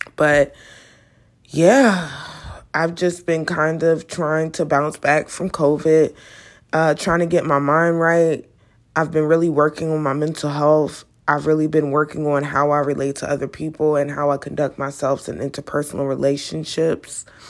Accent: United States; me being an American

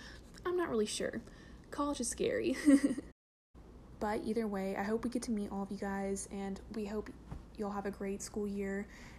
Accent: Jackson, Mississippi, United States; I'm from Jackson, Mississippi

